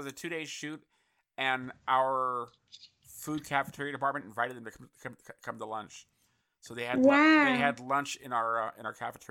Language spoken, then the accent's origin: English; San Francisco, California, United States; I grew up in San Francisco